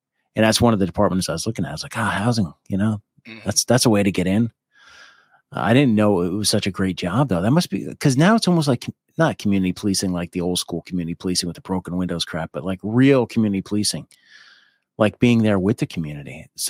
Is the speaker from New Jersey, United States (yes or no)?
yes; New Jersey, United States; Him and I have a lot of similarities, except I grew up in New Jersey, the beautiful Garden State. And I don't really have that accent anymore.